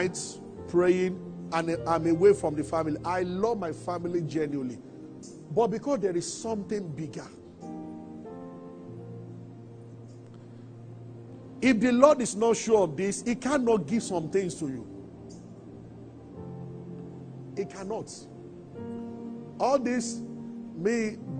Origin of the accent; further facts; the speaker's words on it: Abeokuta, Ogun State, Nigeria; I grew up in Abeota